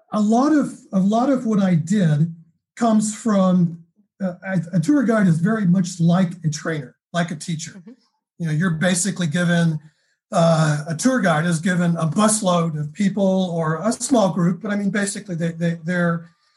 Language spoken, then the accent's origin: English; California, United States; moved away; I'm from California. Originally I am.